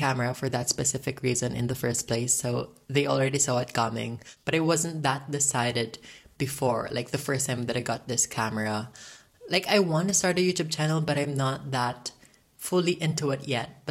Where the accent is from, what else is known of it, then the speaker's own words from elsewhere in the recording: Philippines; I am currently 18 years old and I am from the Philippines.